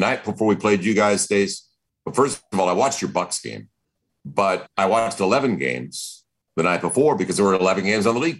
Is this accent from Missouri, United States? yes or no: yes; St. Louis, Missouri, United States; moved away; growing up in St. Louis